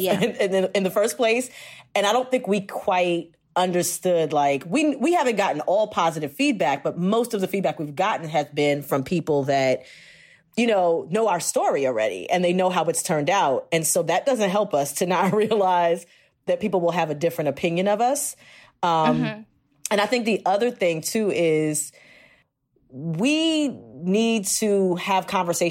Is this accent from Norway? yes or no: no; Jamaica; also born or lived in Queens, New York; So I'm Jamaican